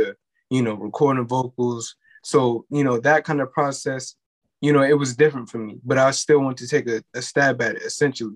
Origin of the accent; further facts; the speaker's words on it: New York City, New York, United States; I'm from Crown Heights.